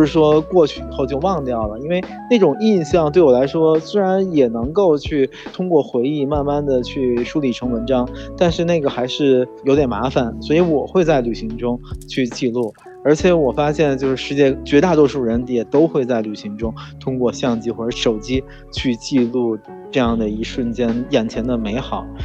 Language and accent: Chinese; China; 在我们中国人的心目中就是从小就会有这样的一个形象